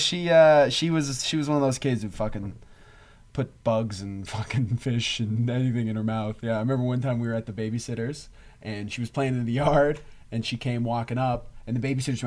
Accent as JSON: {"language": "English", "region": "Newfoundland and Labrador", "country": "Canada", "said": "we're from Newfoundland"}